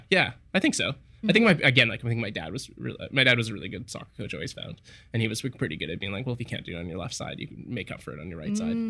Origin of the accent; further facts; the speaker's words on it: Richmond, British Columbia, Canada; also born or lived in South Africa; We moved to like South Richmond, I guess